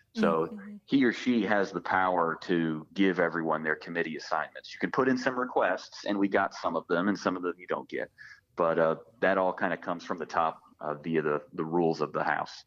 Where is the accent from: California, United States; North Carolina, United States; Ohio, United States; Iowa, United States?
North Carolina, United States; Pitt County; I grew up in Pitt County.